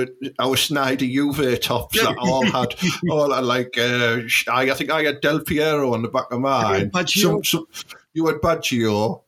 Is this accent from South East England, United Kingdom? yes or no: yes; Portsmouth, South East England, United Kingdom; We're allowed because, like, we grew up there in a rough end, didn't we?